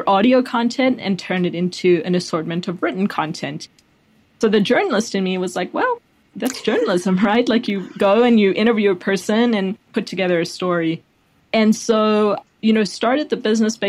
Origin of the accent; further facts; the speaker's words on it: South Africa; also born or lived in Chicago / Washington, District of Columbia, United States; now in Austin, United States; I grew up in South Africa